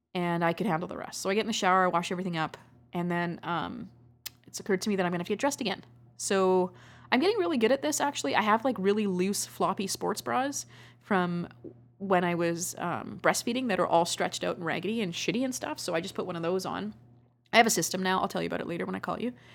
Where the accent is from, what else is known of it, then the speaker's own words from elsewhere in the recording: Canada; I love being Canadian.